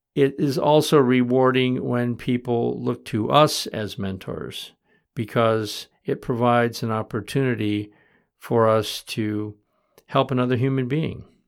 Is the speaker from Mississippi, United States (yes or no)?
no; Michigan, United States; now in Vermont, United States; I grew up in Michigan